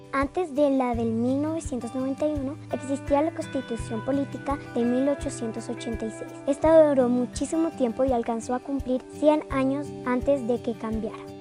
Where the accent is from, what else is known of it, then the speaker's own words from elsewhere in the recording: Bogotá, Colombia; tengo 10 años y nací en Bogotá